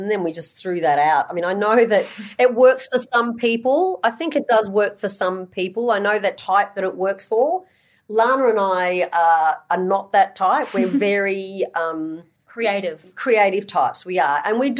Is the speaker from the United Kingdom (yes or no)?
no; Australia; We're from Australia.